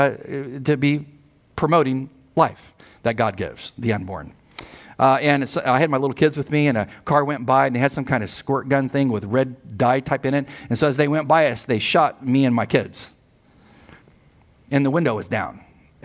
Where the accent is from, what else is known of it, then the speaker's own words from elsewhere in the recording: United States; I grew up on the border, born and raised there